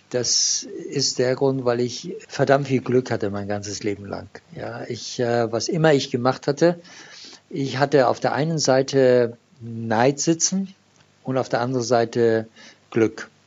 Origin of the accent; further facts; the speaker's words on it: Iran; born there; German is a second language; da ich ein gebürtiger Iraner bin und ich in Deutschland studiert habe und nach dem Studium das Land verlassen äh, musste damals.